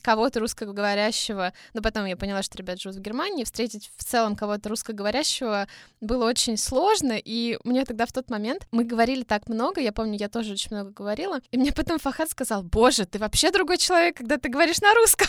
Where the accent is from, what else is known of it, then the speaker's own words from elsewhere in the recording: Russia; я из России